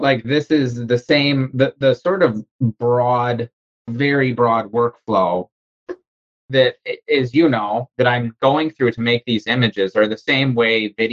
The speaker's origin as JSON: {"language": "English", "region": "Wisconsin", "country": "United States", "moved": "yes", "lives_now": "Charleston, United States", "said": "I'm from Wisconsin, currently living in Charleston."}